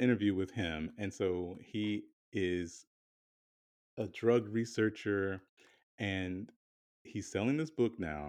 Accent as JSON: {"language": "English", "region": "the South", "country": "United States", "said": "Growing up in certain areas, I'm from the South"}